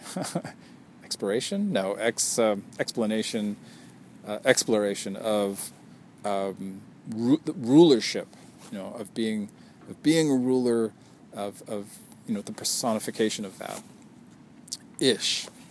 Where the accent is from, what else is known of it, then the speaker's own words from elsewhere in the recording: Canada; I'm Canadian